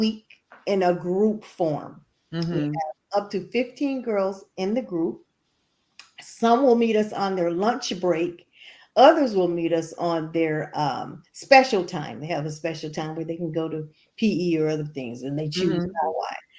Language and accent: English; Jacksonville, Florida, United States; also born or lived in Vidalia, Georgia; I was born in Vidalia, Georgia, and we moved immediately to Jacksonville, Florida when I was just weeks old. So I consider myself probably as close to a native Floridian as anyone